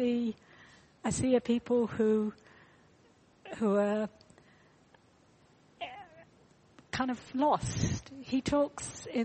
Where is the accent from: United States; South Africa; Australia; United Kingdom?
United Kingdom; We're British